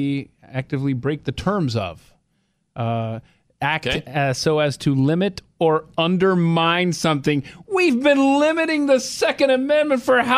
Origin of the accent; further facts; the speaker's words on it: Georgia, United States; my home state of Georgia.